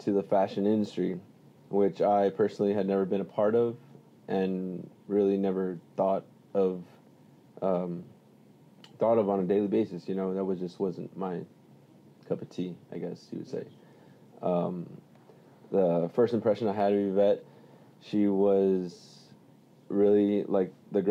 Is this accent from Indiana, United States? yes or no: no; Weslaco, Texas, United States; I'm here from Wesco, Texas